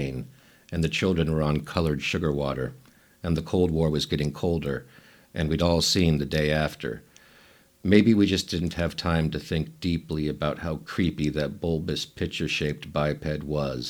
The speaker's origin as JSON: {"language": "English", "region": "Nebraska", "country": "United States", "said": "I'm originally from Nebraska"}